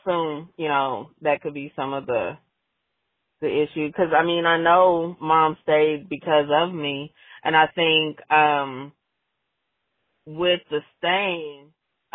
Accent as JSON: {"language": "English", "region": "Oklahoma", "country": "United States", "tie": "born or raised there", "said": "I came back to where I grew up in Oklahoma"}